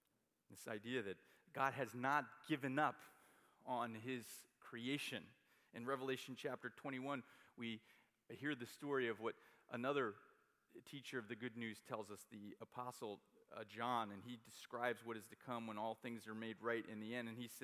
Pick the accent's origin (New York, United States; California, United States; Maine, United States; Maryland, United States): New York, United States; I know where I'm going. I'm a New Yorker.